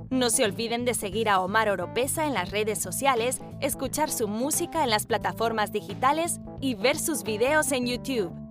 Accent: Chile; moved away; Oye, yo casi, casi ya no hablo como chileno porque tanto tiempo fuera eh, tanto tiempo fuera de Chile y tantas veces que me, estando en Chile me, invitaban a predicar de fuera que tuve que des, deschilenizarme.

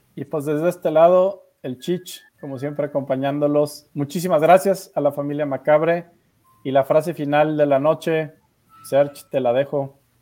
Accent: Mexico; en México tenemos ese talento de la animación

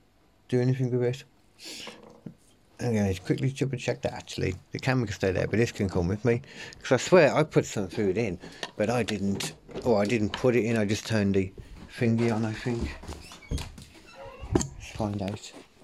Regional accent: United Kingdom; as a British wrestling fan, I've got kind of bored of AEW

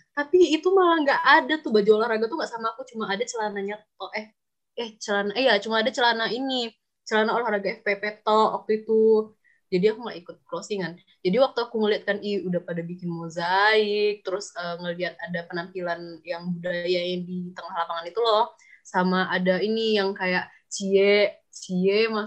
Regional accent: Sumatra, Indonesia; karena aku dari Sumatera ya mungkin orang teman-teman teman-teman aku yang Sumatera mungkin

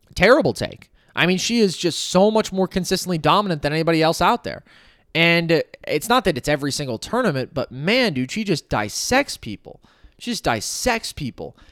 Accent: United States; as an American

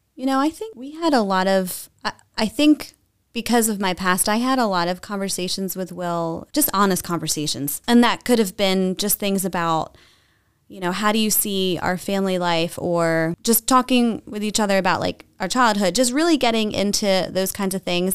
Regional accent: New Jersey, United States; moved away as an adult; now in Lancaster County, United States; I was raised in, in South Jersey

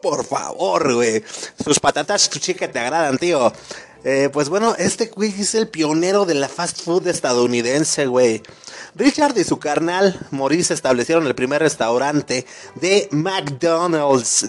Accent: Mexico; como buen mexicano

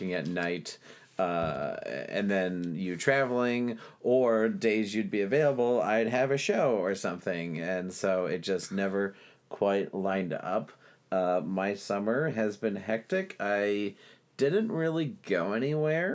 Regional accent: Geneva, Illinois, United States; my hometown of Geneva

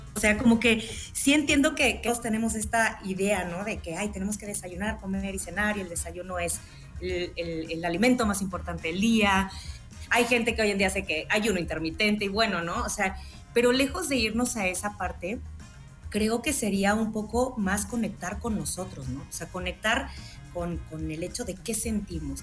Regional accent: Mexico; ¿cómo somos el mexicano, no? El ingenio mexicano

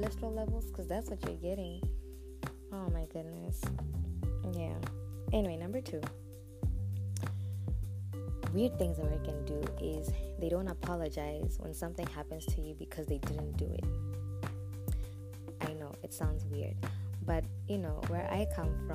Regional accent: Botswana; now in Zambia; I was born and raised in Botswana. I am Zambian by nationality. I live in Zambia

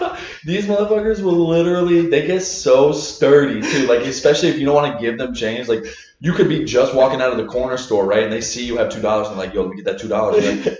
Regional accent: Ocean Grove, New Jersey, United States; also born or lived in Asbury Park / Neptune; I grew up in Jersey

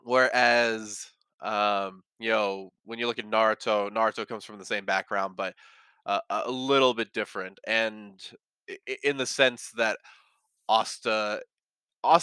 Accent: India; English is a second language; I'm from India, and here the anime was dubbed by the channel, and since I was young, I don't remember much.

